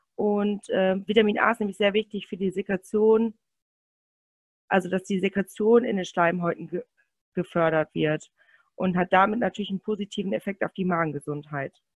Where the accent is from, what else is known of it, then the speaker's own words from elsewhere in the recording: Münsterland, North Rhine-Westphalia, Germany; ich komme aus Münsterland